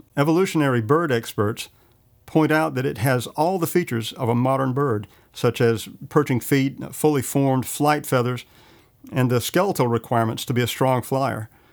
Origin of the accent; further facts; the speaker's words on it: Johnston County, North Carolina, United States; I grew up in Johnston County